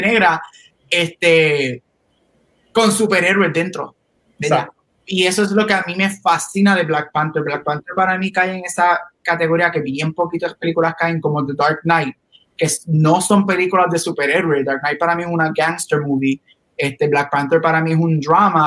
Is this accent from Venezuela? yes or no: no; Puerto Rico; como todo boricua, ustedes saben que nosotros los boricuas somos mixtos de todo